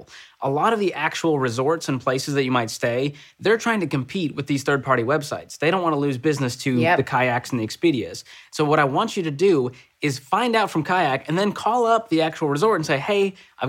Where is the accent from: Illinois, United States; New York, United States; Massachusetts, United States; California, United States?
Massachusetts, United States; Boston; I'm from Boston. And so I grew up, you know, taking the train at 12 years old.